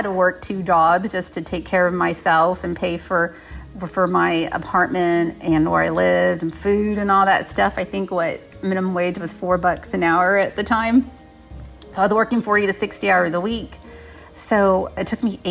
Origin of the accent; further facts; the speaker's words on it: San Antonio, Texas, United States; I grew up in San Antonio, Texas, on the southwest side of town